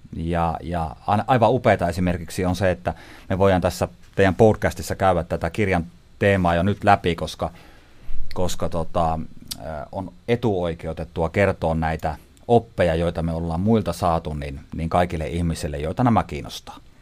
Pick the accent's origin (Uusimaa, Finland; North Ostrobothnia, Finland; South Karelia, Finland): North Ostrobothnia, Finland; Haapajärvi; mä kotosin siis Haapajärveltä. Eli tämä murre, mitä tässä mönkärän nyt tämän keskustelun aikana tulee sieltä.